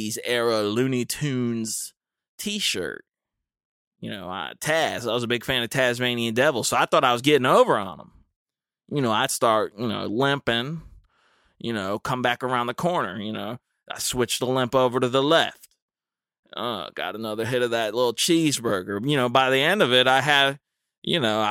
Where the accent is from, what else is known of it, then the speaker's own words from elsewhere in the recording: Dudley, North Carolina, United States; I'm from Dudley